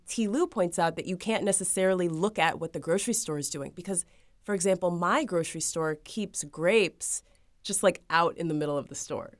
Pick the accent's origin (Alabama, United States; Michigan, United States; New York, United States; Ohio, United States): Ohio, United States; now in Florida, United States; I'm originally from Ohio